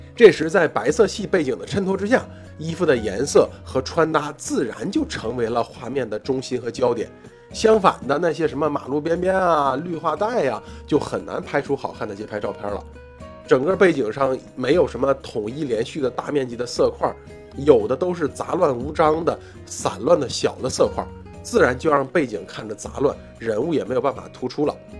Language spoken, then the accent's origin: Chinese; China; 毕竟我们是中国人